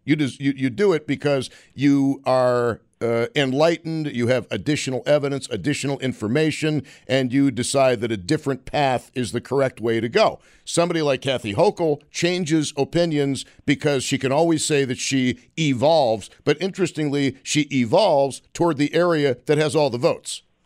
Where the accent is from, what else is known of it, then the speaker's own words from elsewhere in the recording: Western New York, United States; growing up in Western New York, we took our earth science classes